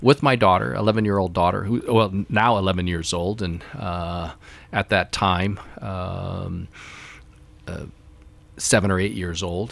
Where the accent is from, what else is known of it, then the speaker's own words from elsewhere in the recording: United States; But I am thoroughly American. Thoroughly, thoroughly American. But I also am proud of my Chinese ancestry